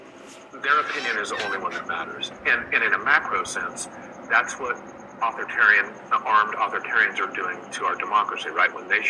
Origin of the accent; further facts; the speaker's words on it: United States; If you're a young American boy who receives a rifle or shoots with his father, as I did